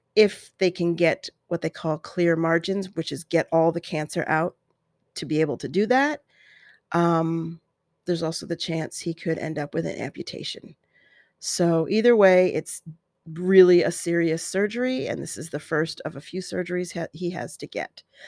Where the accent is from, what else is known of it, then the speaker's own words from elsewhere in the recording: Colorado, United States; now in desert valley, United States; growing up in Colorado